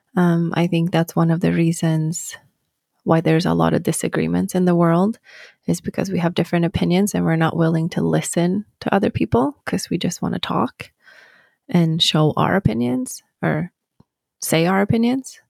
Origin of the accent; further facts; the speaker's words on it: Sweden; moved away as an adult; now in United States; I grew up in Sweden